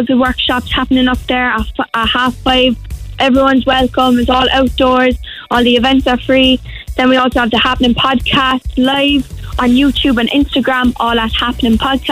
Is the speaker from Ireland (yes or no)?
yes; Cork, Munster, Ireland; I'm from Knocknaheeny in Cork